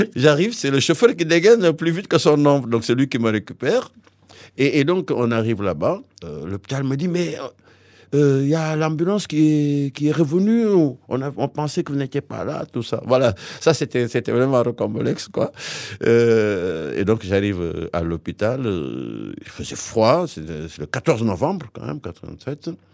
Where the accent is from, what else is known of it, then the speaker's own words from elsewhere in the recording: Saint-Louis, Senegal; moved away as an adult; also born or lived in Tivaouane, Senegal; now in Bègles, France; je suis né à Saint-Louis, Sénégal, mais mes parents euh, sont installés définitivement à Tuawan, à près de 80 km de Dakar